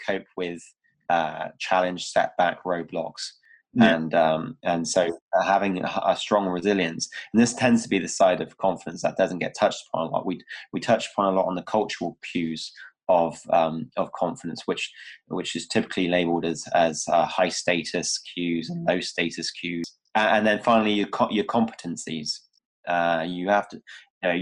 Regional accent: Cornwall, South West England, United Kingdom; now in Bristol, United Kingdom; I'm originally from Cornwall. It was a small, like in the Styx area. Hated it.

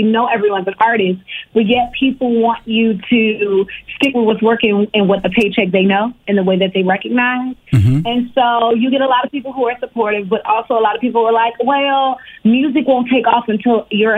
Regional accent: Richmond, Virginia, United States; born or raised there; also born or lived in Harlem, New York

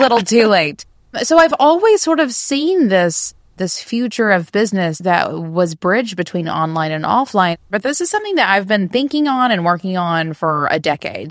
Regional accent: the South, United States; I am from the South in the U S

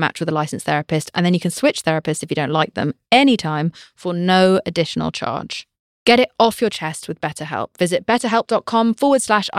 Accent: United Kingdom; I'm British

